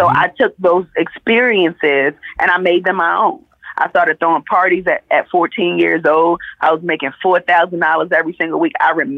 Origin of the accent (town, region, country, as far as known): Jamaica